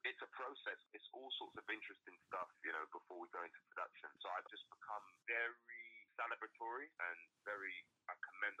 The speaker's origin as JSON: {"language": "English", "country": "United Kingdom", "moved": "yes", "said": "I'm really a British-American actor now. That's how I class myself. Yes, I'm black British. I am a British man, Caribbean man"}